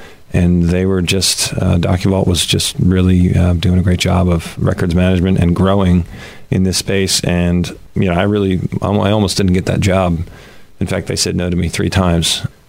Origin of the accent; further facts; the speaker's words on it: Woodbury, New Jersey, United States; I grew up in Woodbury, New Jersey.